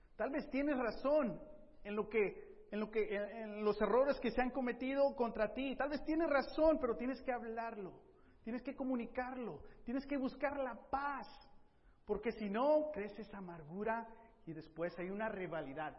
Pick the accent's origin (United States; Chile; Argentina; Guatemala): United States; I'm an American.